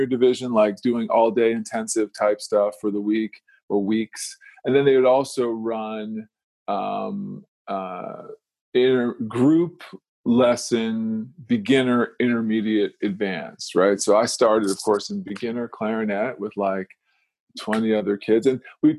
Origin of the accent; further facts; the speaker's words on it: Silver Spring, Maryland, United States; moved away as an adult; also born or lived in Washington, D.C. / Detroit / Miami; now in Phoenix, United States; I was born in D.C. and grew up around D.C. I grew up mostly in Silver Spring, Maryland